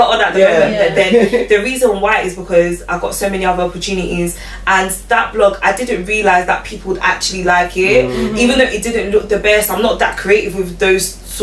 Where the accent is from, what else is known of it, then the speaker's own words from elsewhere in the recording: London, United Kingdom; I grew up in Newham specifically. I still live in Newham.